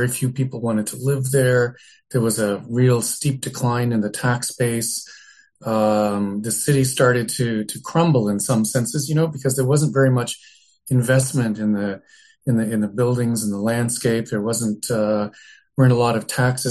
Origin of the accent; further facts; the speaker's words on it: Hamilton, Ontario, Canada; I was born in Hamilton in 1958. That makes me pretty old now. And I grew up there in the 60s and 70s